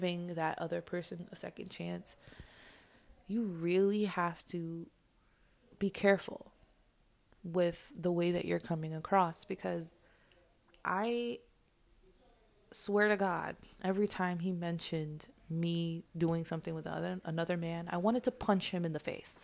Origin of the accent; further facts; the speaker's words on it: New York, United States; I'm from New York